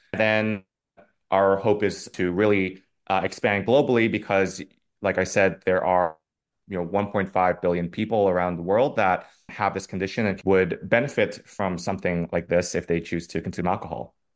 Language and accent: English; Singapore; moved away as an adult; now in New York City, United States; I grew up in Singapore, so predominantly Asian, East Asian community